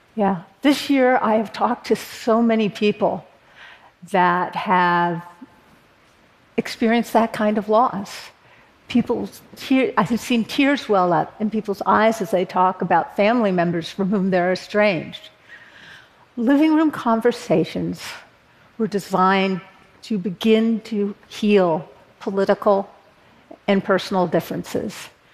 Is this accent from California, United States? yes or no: yes; Berkeley, California, United States; born or raised there